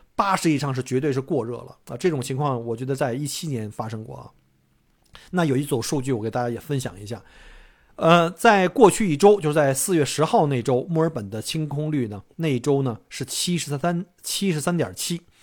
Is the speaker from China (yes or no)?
yes; China; now in Australia; 一般我们中国人可能看不上那样的房子